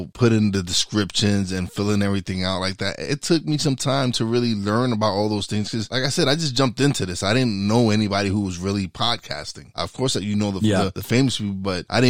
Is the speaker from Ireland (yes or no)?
no; New York City, New York, United States; I'm from East New York, Brooklyn